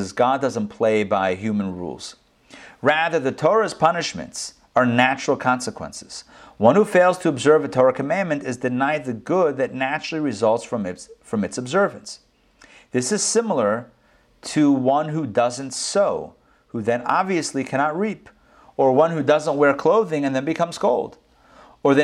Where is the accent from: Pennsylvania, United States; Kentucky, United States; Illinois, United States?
Pennsylvania, United States; Pittsburgh; now in Atlanta, United States; I grew up in Pittsburgh, and I remember when we were kids, it used to snow all the way up there